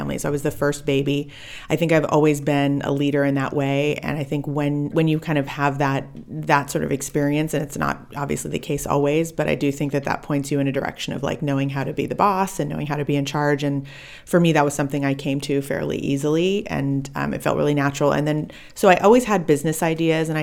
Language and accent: English; Orange County, California, United States; also born or lived in South Africa / Davis, California; moved to the States as a baby and grew up in Orange County, about an hour south of LA.